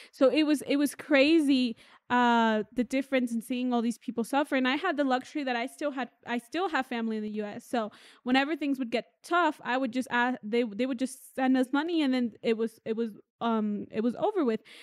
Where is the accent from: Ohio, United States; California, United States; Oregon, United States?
Oregon, United States; first language English; now in Mexico; I grew up in Oregon and English was my main language